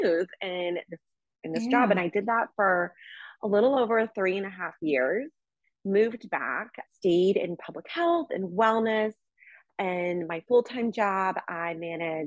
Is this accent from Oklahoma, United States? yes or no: yes; Tulsa, Oklahoma, United States; also born or lived in Sicily, Italy; I'm from Tulsa, Oklahoma. I'm kind of an Okie